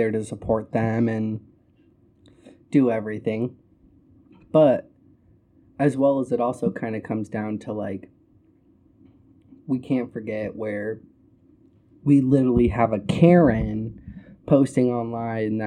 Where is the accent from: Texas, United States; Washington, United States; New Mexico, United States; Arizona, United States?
Arizona, United States; I'm from Arizona